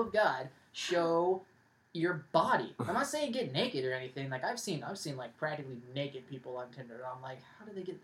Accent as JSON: {"language": "English", "region": "California", "country": "United States", "said": "I'm from California"}